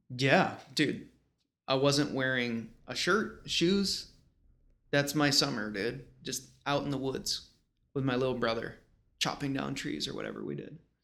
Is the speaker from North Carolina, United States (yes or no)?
no; Rochester, Buffalo area, New York, United States; moved away; also born or lived in China; I'm from the Rochester, Buffalo area